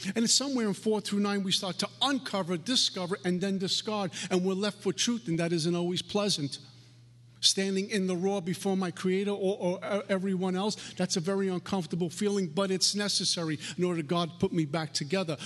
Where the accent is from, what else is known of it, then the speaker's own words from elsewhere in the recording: New York City, New York, United States; I'm a punk from Brooklyn